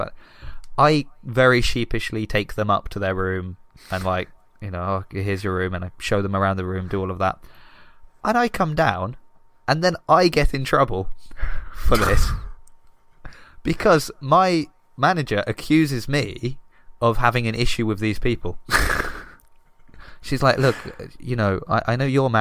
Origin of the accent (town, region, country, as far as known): Southampton, South East England, United Kingdom; moved away; also born or lived in Italy